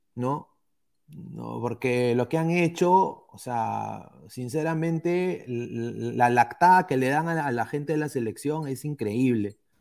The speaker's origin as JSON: {"language": "Spanish", "country": "Peru", "moved": "yes", "lives_now": "Spain", "said": "como país, como peruanos"}